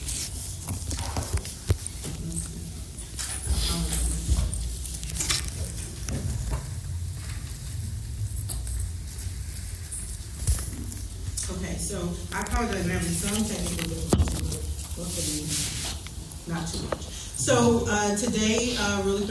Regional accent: New York City, New York, United States; I'm originally from Brooklyn, New York. Grew up in the war on drugs

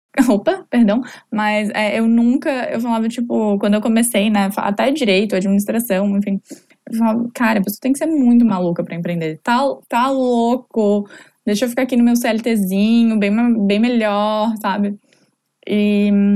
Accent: Florianópolis, Santa Catarina, Brazil; sou de Floripa, é, morei a vida inteira aqui

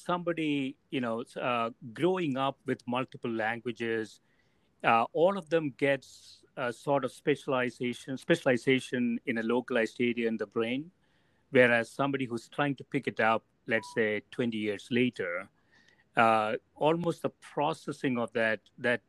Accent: South India, India; English is a second language; I grew up in South India. I started picking up English when I was 20, 21 years old.

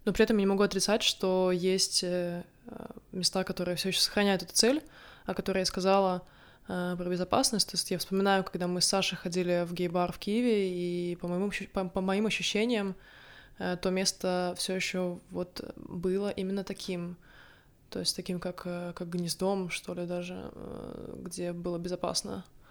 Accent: Narva, Ida-Viru County, Estonia; moved away as an adult; also born or lived in Tartu, Estonia; now in Sweden; Я не из Таллина. Я родилась в Нарве

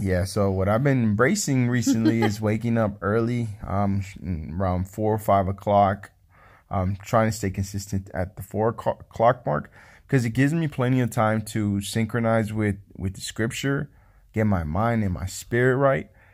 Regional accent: California, United States; moved away; I'm from California.

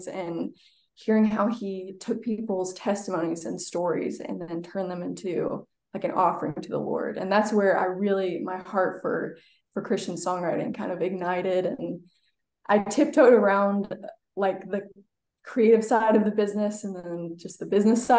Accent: Nashville, Tennessee, United States; moved away as an adult; now in Chattanooga, United States; I was born and raised in Nashville.

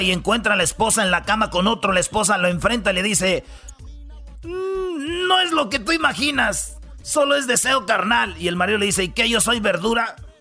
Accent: Michoacán, Mexico; yo soy de Michoacán, somos del rancho

